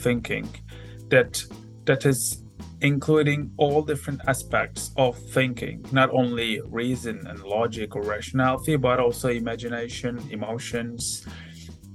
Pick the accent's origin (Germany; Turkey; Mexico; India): Turkey; moved away as an adult; also born or lived in Istanbul, Turkey; now in Hamilton, New Zealand; I'm from Turkey